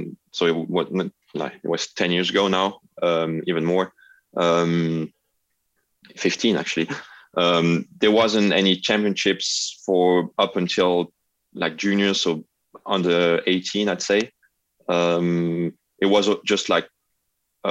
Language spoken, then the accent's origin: English; Lausanne, Vaud, Switzerland; arrived in Lausanne, so my hometown